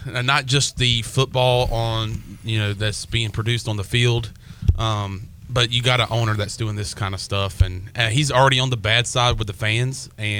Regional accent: United States; accent: country

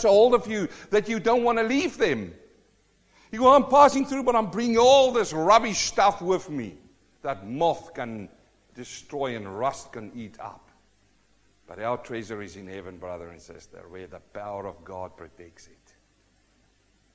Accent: South Africa; now in New Zealand; I'm a South African born Kiwi

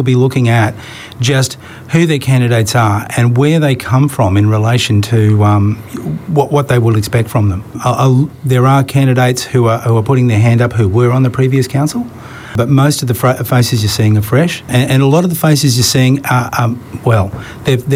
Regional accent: Ipswich, Queensland, Australia; I was born in Ipswich and I grew up there

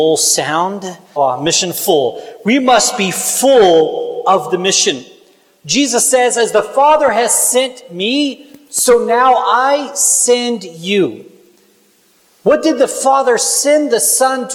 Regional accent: Kansas, United States; I'm from Kansas

